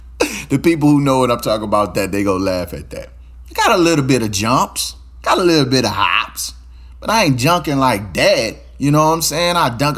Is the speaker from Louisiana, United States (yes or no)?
yes; Baton Rouge, Louisiana, United States; I am from Louisiana. I'm not sure where you're hearing me from. But I'm from Louisiana, Baton Rouge, Louisiana, to be specific, right?